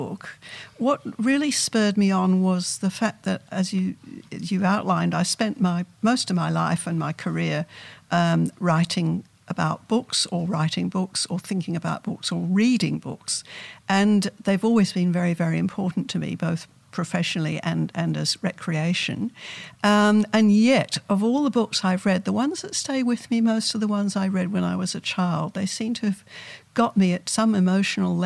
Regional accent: London, United Kingdom; I grew up in London

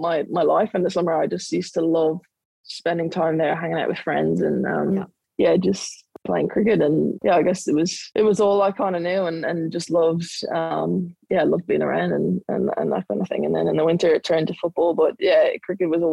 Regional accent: Dublin, Leinster, Ireland; moved away as an adult; now in Victoria, Australia; I grew up in Dublin and Blackrock in Dublin

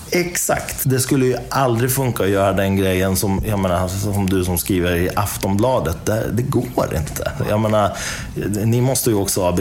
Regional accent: Iran; now in Sweden; jag är iranier då i botten. Jag är född i Iran.

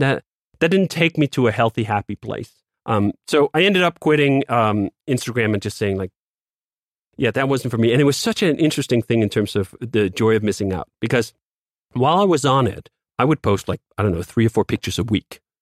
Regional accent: Copenhagen, Capital Region of Denmark, Denmark; moved away as an adult; now in United States; I grew up in Copenhagen, Denmark

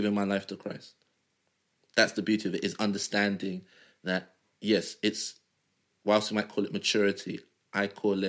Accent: Nigeria; If me and another Nigerian have an idea that requires us to travel around the world, I'm more likely to get my idea off the ground

